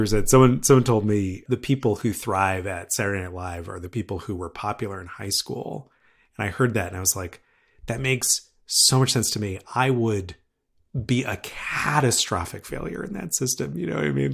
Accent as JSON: {"language": "English", "area": "right outside of Harvard", "region": "Massachusetts", "country": "United States", "tie": "born or raised there", "said": "I grew up right outside of Harvard"}